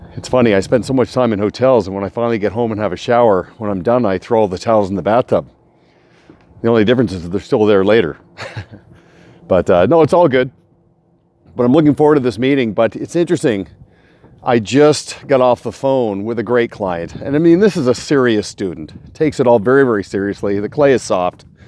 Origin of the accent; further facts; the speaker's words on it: Kelowna, British Columbia, Canada; I'm in Kelowna, a rare treat I get to present to a client here in my hometown.